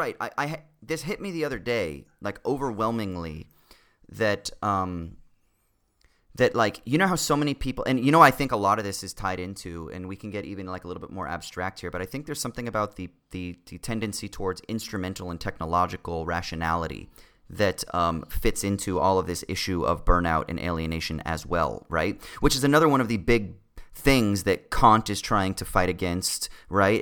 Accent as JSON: {"language": "English", "region": "Southern California", "country": "United States", "tie": "born or raised there", "said": "the thirty years or whatever of growing up in Southern California"}